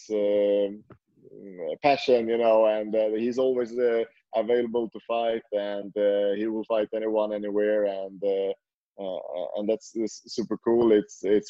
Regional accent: Sweden; now in Norway; I'm from Sweden, so I lived in Sweden before, and I moved to Norway.

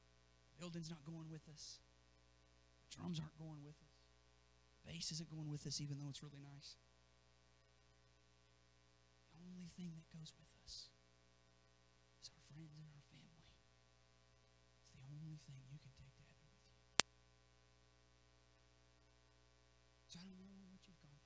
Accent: Zanesville, Ohio, United States; growing up in Zanesville

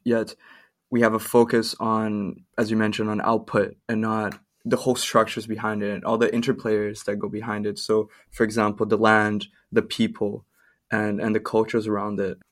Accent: Brazil; now in Canada; I'm from Brazil

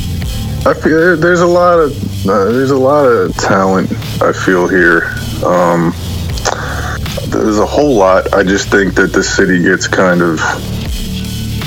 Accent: Philadelphia, Pennsylvania, United States; from Philadelphia, Pennsylvania

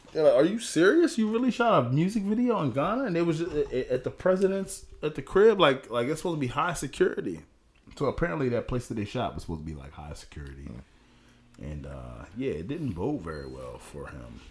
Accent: Philadelphia, Pennsylvania, United States; I'm from Philly

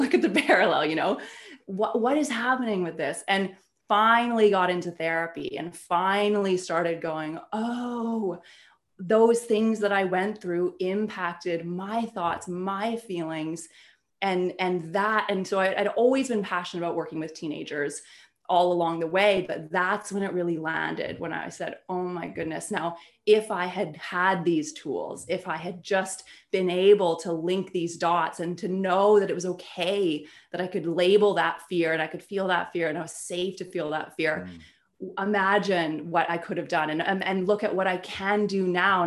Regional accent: Canada; I'm Canadian and I grew up in a very small town, beautiful, peaceful, small town in Canada

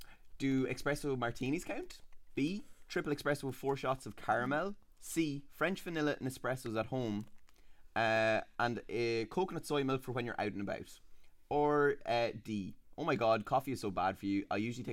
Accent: Leinster, Ireland; accent: flat; now in Dublin, Ireland; I am from Leash. Lovely Leash.

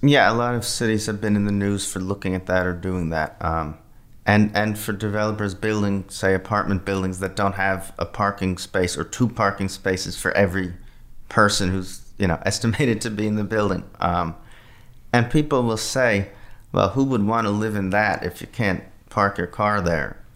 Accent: Flemington, New Jersey, United States; moved away; my, my hometown, Flemington, New Jersey, in, in, uh, central New Jersey

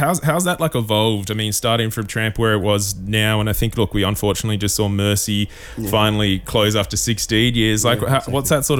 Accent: Gold Coast, Queensland, Australia; now in Melbourne, Australia; I'm from the Gold Coast, right? I didn't get to live through all these golden Melbourne years that everybody got to live through

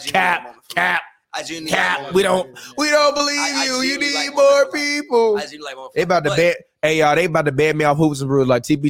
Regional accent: Chicago, Illinois, United States; I'm from Chicago

